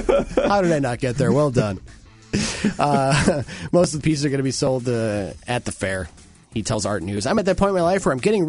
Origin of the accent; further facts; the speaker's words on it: Munster, Indiana, United States; I was born in Indiana.